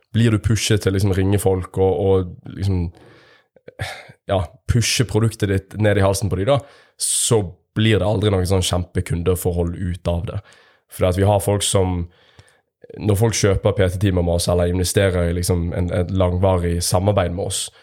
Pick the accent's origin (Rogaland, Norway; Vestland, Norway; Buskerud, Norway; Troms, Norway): Vestland, Norway; Bergen; accent: Bergen dialect; now in Stavanger, Norway; med bergensdialekt